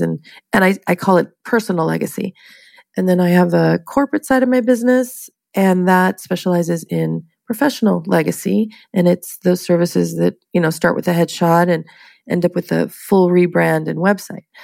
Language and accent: English; San Diego, California, United States; now in Long Beach, United States; I was born and raised in San Diego, California, and uh, came up here for college and I guess never left